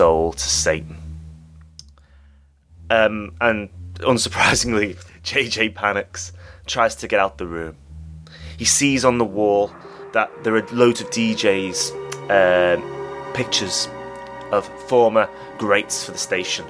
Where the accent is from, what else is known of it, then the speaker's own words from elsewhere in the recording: England, United Kingdom; I'm English